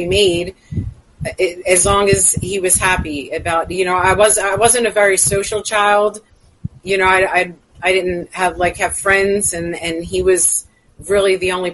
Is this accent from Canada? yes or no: no; Philadelphia, Pennsylvania, United States; I grew up in South Philadelphia, Pennsylvania